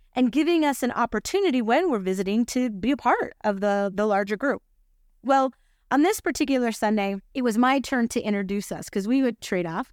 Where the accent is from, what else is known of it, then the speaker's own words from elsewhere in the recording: Utah, United States; we're from Utah.